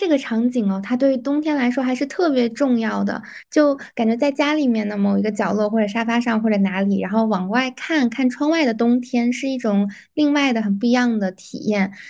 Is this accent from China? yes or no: yes; North China, China; 我之前在呃南方过过一次冬，那个感觉可能确实是我作为北方人没有办法忍耐的，